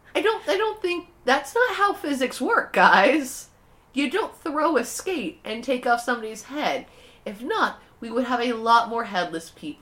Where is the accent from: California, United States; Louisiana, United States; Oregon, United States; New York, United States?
California, United States; Southern; growing up in Southern California